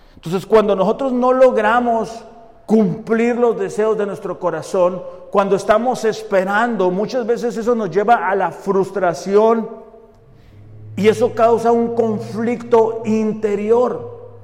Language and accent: Spanish; Mexico; nosotros como mexicanos